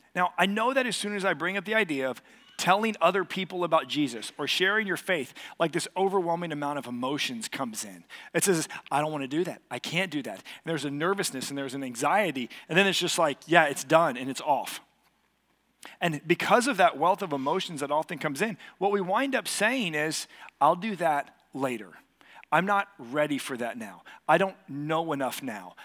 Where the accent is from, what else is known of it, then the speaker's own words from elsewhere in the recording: Katy, Texas, United States; I grew up here in Katy